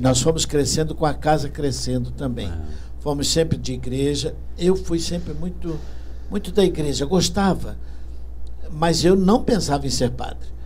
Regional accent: Rio de Janeiro, Brazil; eu nasci no Rio, sim. Meus pais eram portugueses

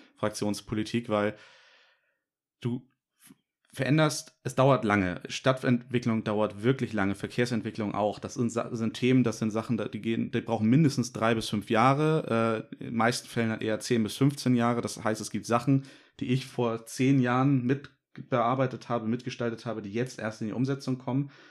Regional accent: Norderstedt, Schleswig-Holstein, Germany

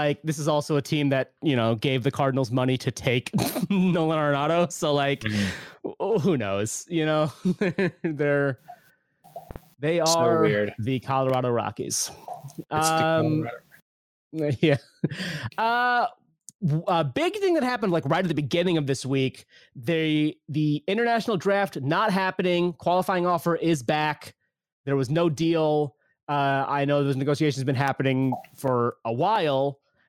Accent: Pakistan; now in United States; Obviously, this is near and dear to me. I'm a Pakistani American.

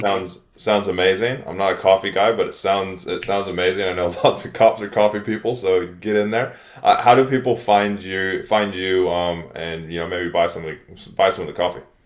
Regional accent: United States; moved away; I'm from the States initially.

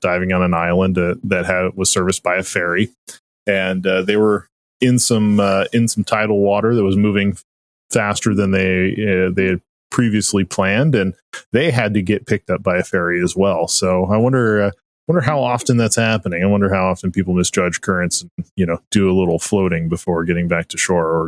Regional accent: Las Vegas, Nevada, United States; I'm from Las Vegas.

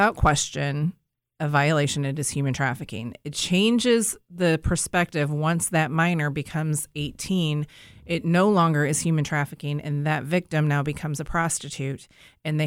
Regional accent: St. Louis, Missouri, United States; moved away as an adult; also born or lived in Florida; I'm from the St. Louis area, grew up here, but I lived in Florida for about 15 years

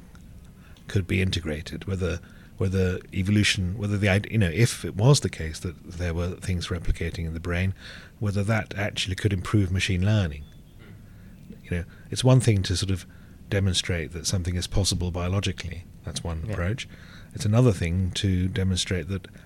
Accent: England, United Kingdom; also born or lived in Sri Lanka; I was born in Sri Lanka. I left here when I was about 4 to England

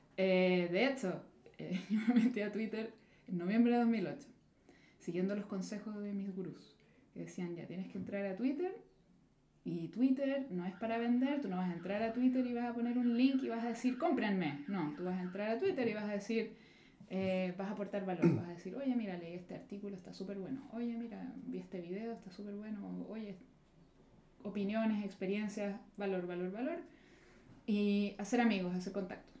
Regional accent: Chile; moved away; yo empecé como cualquier persona de clase media en Chile, fui a la universidad

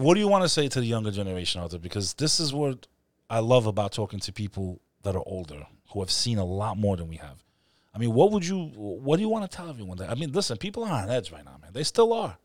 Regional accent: New York City, New York, United States; as a New Yorker

